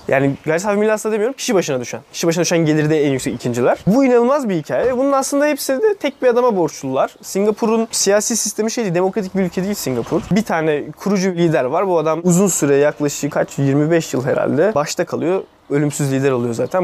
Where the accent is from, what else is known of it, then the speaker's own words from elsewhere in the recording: Turkey; bizim eğitim sistemimiz kötü ama rahat da büyüdük